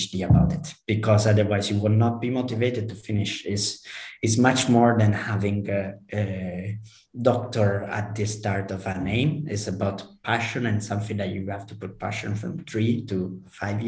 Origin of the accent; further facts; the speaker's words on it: Palermo, Sicily, Italy; moved away as an adult; also born or lived in London / Edinburgh / Shanghai; In Palermo, I would say my hometown